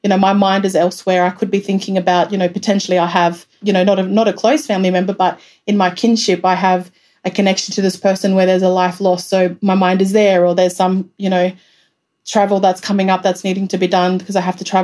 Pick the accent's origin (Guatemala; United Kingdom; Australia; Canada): Australia; Alice Springs, Northern Territory; come back to Alice and work. That's what I wanted to do. I wanted to be based in my hometown